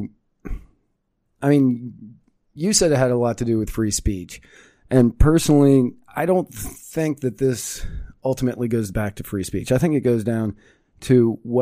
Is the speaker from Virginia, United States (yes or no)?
yes; Manassas, Virginia, United States; moved away; I grew up in Manassas, Virginia